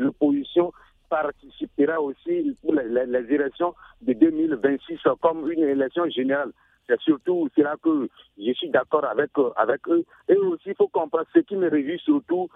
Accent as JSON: {"language": "French", "country": "Benin", "said": "je suis un Béninois euh, de nationalité"}